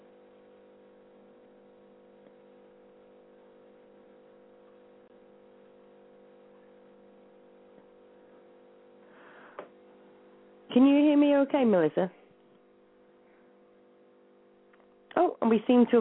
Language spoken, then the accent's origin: English; United Kingdom; I'm British